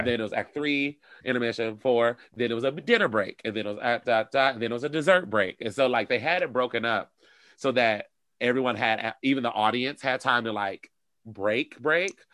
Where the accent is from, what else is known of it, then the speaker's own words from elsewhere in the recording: Detroit, Michigan, United States; moved away as an adult; also born or lived in Europe; now in Chicago, United States; I'm originally from Detroit